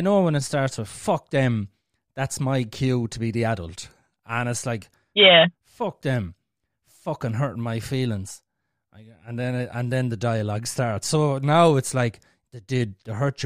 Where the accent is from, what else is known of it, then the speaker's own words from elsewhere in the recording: Ireland; we're Irish and we're speaking the fucking language